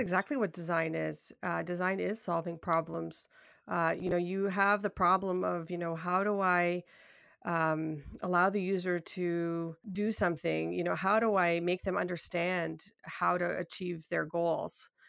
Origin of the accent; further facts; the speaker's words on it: Toronto, Ontario, Canada; I'm from Toronto, Ontario, Canada